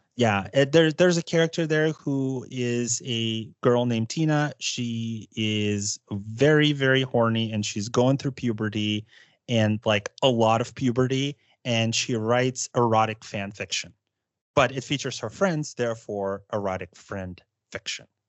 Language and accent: English; United States; I say that as an American